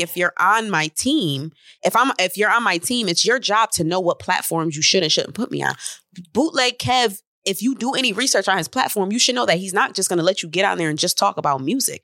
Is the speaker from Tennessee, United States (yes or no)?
no; Syracuse, New York, United States; I'm from Syracuse